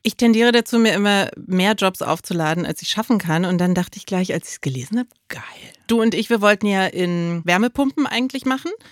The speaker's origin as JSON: {"language": "German", "region": "East Germany", "country": "Germany", "said": "ich bin als Ossi"}